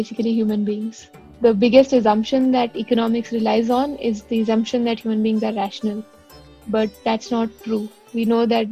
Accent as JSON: {"language": "English", "region": "Delhi", "country": "India", "tie": "born or raised there", "also_born_or_lived": "South India / Mumbai / Bangalore / London", "moved": "as an adult", "lives_now": "Singapore", "said": "I grew up in Delhi, did my entire schooling in Delhi. My dad was posted there, but I'm actually from the south of India."}